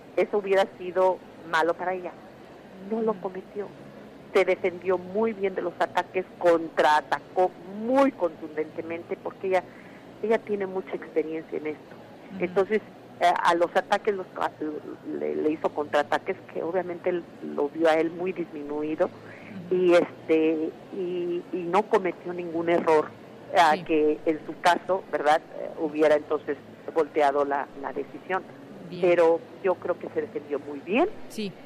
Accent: Mexico; now in United States; porque soy inmigrante, porque soy mexicana

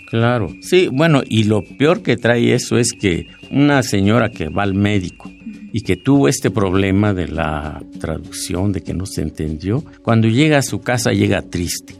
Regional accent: Oaxaca, Mexico; el de mi pueblo, el del pueblo indígena de Oaxaca

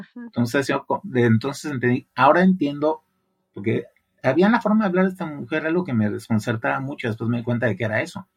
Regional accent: Guadalajara, Jalisco, Mexico; moved away as an adult; also born or lived in Mexico City; now in Monterrey, Mexico; venía de una ciudad que todavía en aquella época, Guadalajara

